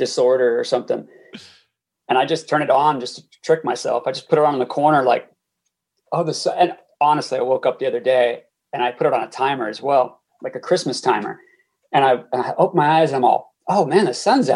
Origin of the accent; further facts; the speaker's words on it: Los Angeles, California, United States; moved away as an adult; also born or lived in South Bay, Los Angeles; now in Sweden; Born at UCLA Medical, and then actually was in the South Bay until my parents moved to like east of Los Angeles, and we went over there. I went to high school there